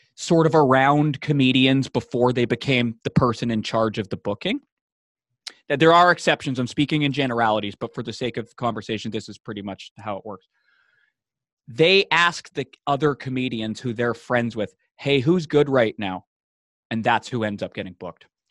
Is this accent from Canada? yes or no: yes; Vancouver, British Columbia, Canada; now in Toronto, Canada; I'm, I'm from, uh, from Vancouver, Vancouver, B C, Canada, uh, uh, West Coast City.